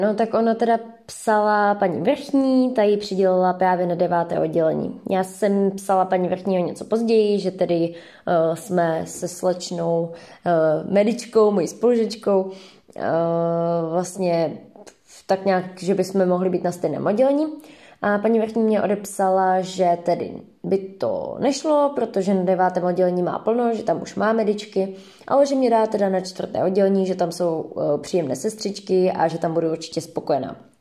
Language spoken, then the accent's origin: Czech; Pardubice, Pardubice Region, Czechia; moved away as an adult; now in Brno, Czechia; jsem z Pardubic